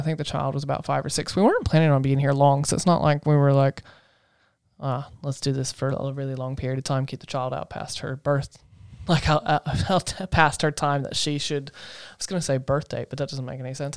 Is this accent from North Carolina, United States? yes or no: yes; Asheville, North Carolina, United States; moved away; I come from North Carolina in a town called Asheville.